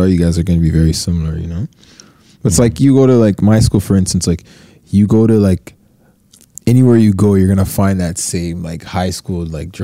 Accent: Toronto, Ontario, Canada; also born or lived in Brampton, Ontario / Ottawa, Ontario; I was in Westerona Finch till I was about 10, 11 mm-hmm. years old

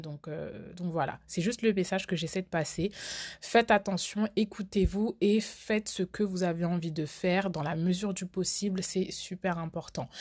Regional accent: France; j'ai grandi en France, donc j'ai fait toute ma scolarité en France

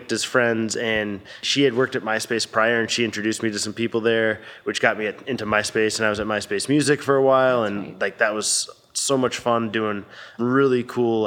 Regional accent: Connecticut, United States; moved away as an adult; also born or lived in Baltimore; now in Los Angeles, United States; Born and raised in Connecticut. Lived there through high school

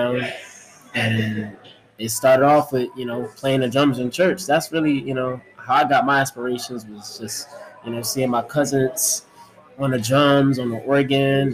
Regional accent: Long Branch, New Jersey, United States; Long Branch, New Jersey, my hometown

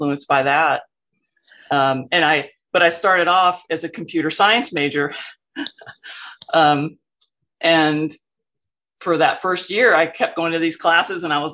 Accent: Miami, Florida, United States; also born or lived in Port Arthur, Texas; now in Gainesville, United States; I was born in Miami, one of the there's not very many native Miamians running around, but I'm glad to be one of them. Grew up a couple miles from this wonderful little beach called Matheson Hammock.

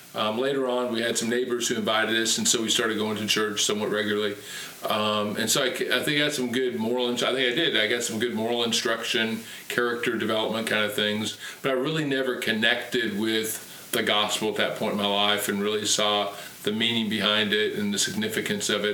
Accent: Tacoma, Washington, United States; I was raised and born and raised in Tacoma, Washington

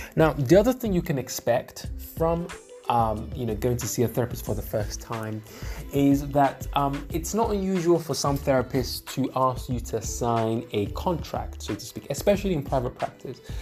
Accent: Nigeria; I'm Nigerian

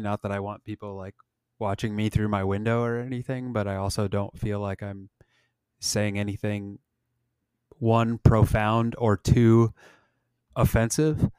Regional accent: Nebraska, United States; growing up in Nebraska

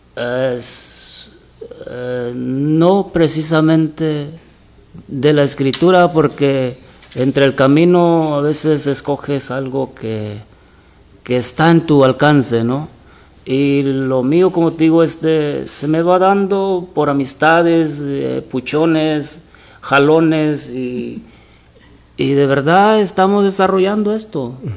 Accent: Buenavista de Allende, Guerrero, Mexico; moved away; soy de Guerrero, Guerrero, México. Guerrero, México. Se llama el pueblo Buenavista de Allende Guerrero

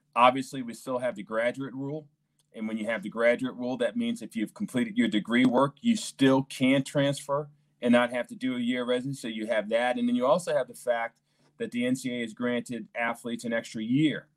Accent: New York City, New York, United States; now in St. Louis, United States; both myself and my wife grew up in New York City

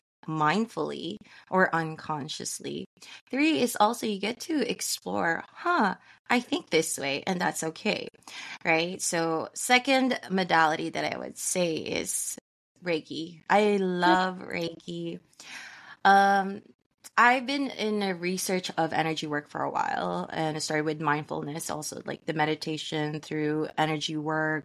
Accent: San Francisco, California, United States; I'm from San Francisco, California

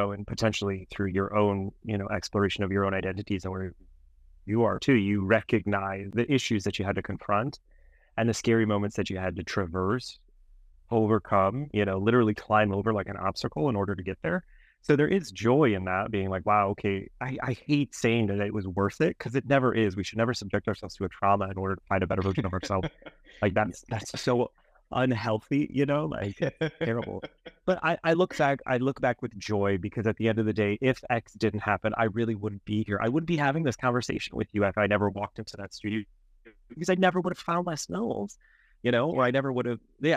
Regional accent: Cleveland, Ohio, United States; also born or lived in France; now in Illinois, United States; I grew up in Cleveland

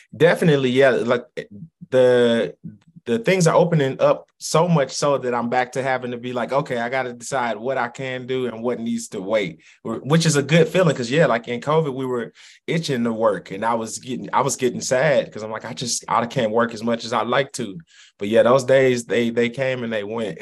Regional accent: St. Louis, Missouri, United States; My grandparents' address was 12 11 uh, in St. Louis

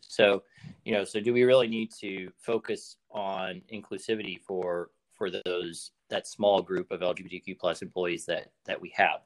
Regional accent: Arkansas, United States; moved away as an adult; also born or lived in Washington, District of Columbia, United States; now in San Francisco Bay Area, United States; So, I grew up in Arkansas, um, left there immediately after high school um, to go to college in DC

